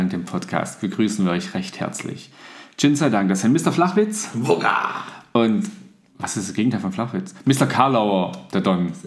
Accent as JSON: {"language": "German", "country": "Italy", "said": "Also ich finde, ich darf als Italiener über Italiener Witze machen, weil ich verarsche mich ja selber."}